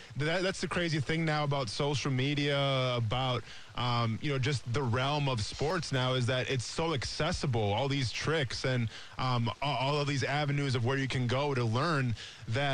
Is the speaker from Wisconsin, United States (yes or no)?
yes; Iola, Wisconsin, United States; moved away; back in my hometown of Iola, Wisconsin